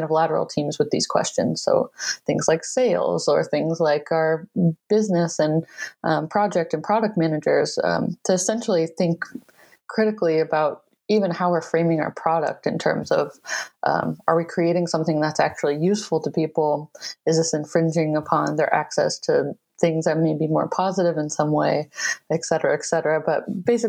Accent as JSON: {"language": "English", "region": "Michigan", "country": "United States", "tie": "born or raised there", "moved": "as an adult", "said": "I relocated back to my home state of Michigan"}